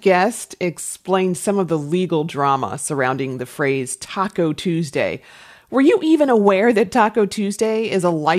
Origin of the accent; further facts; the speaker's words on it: Midwest, United States; also born or lived in Southeast, United States; I grew up in the Midwest and spent many years working in the Southeast.